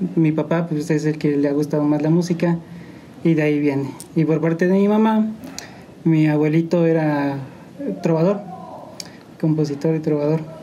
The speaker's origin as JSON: {"language": "Spanish", "town": "San Juan del Río", "region": "Querétaro", "country": "Mexico", "tie": "born or raised there", "said": "Soy originario de aquí de San Juan del Río. San Juan del Río Querétaro. Mi familia es de San Luis, pero yo nací aquí, aquí"}